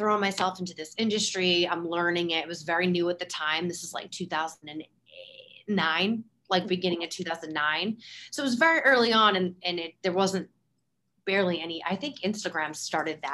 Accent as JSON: {"language": "English", "town": "Boston", "region": "Massachusetts", "country": "United States", "said": "I'm from the Boston area where the weather is very polar"}